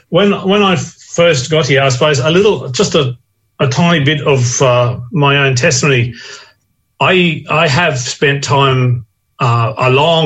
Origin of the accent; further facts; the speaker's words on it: southeast Queensland, Australia; moved away as an adult; now in Manjimup, Australia; I'm originally from Queensland. Born in southeast Queensland. I was a school teacher there for many years before I answered the call to go to Avondale and train to be a minister. I've been in West Australia now.